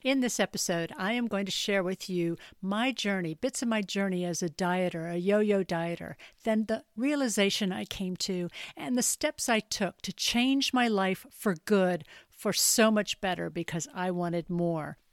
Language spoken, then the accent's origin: English; Mint Hill, North Carolina, United States; moved away as an adult; also born or lived in Stamford, Connecticut / Boston / Hong Kong / Charlotte; now in England; I was born in Stamford, Connecticut, then transplanted to a rural horse farm in Mint Hill, North Carolina, outside Charlotte